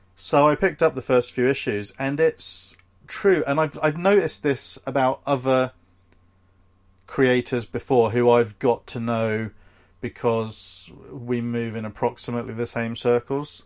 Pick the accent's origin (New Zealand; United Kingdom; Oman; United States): United Kingdom; We're both British